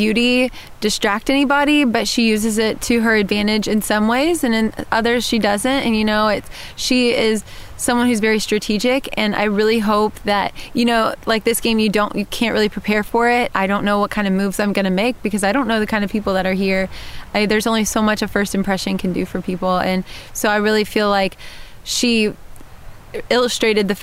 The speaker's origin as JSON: {"language": "English", "region": "Texas", "country": "United States", "moved": "as an adult", "lives_now": "Georgia, United States", "said": "I'm from Texas, but I live in Georgia now"}